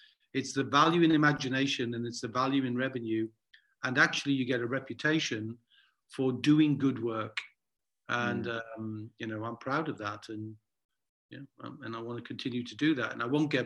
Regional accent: Newcastle upon Tyne, North East England, United Kingdom; growing up in Newcastle

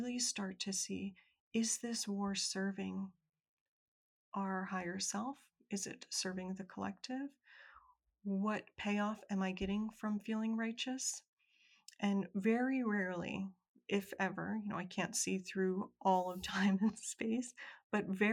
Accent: United States; I'm an American woman

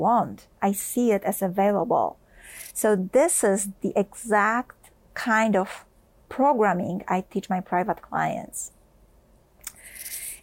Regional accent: Poland; I grew up in Poland

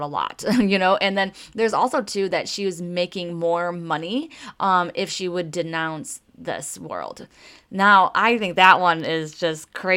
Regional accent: Detroit, Michigan, United States; I am from Motown

